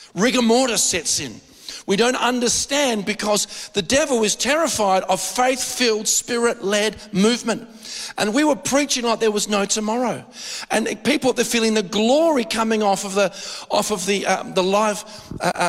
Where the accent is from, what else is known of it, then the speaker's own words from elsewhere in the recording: Adelaide, South Australia, Australia; not just as an Australian, but born and bred in Adelaide